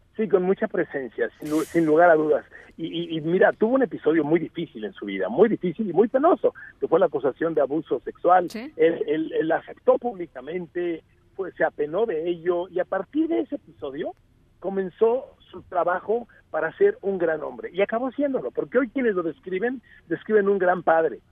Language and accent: Spanish; Mexico; vengo de México